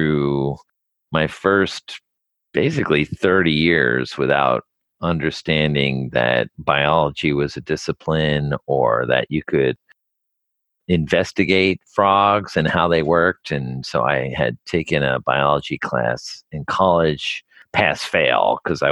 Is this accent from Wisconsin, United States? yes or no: no; New Jersey, United States; I grew up in New Jersey and I didn't really see any nature